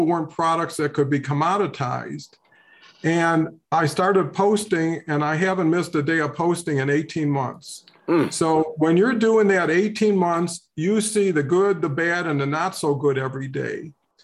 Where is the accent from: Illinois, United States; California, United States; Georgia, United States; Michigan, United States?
Michigan, United States; Detroit; grew up in Detroit under kind of a challenging circumstances